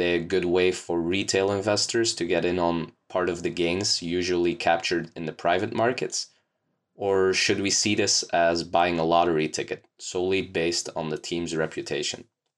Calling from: Belgium; Hello, Scott. … from Belgium, and I would love to hear your thoughts on special purpose acquisition companies.

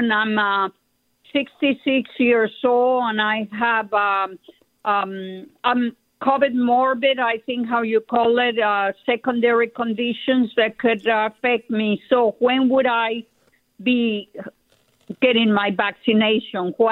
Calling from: Napa, California, United States; Yeah, I'm … from Napa

